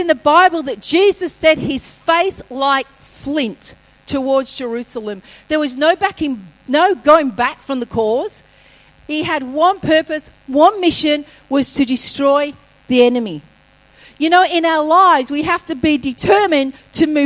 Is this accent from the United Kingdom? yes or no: yes; England, United Kingdom; moved away; as a kid, I grew up in England